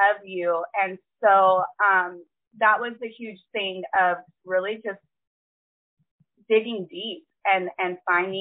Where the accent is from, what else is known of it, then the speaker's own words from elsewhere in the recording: California, United States; moved away as an adult; now in South Carolina, United States; I am born and raised in California. I recently just moved, though, to South Carolina.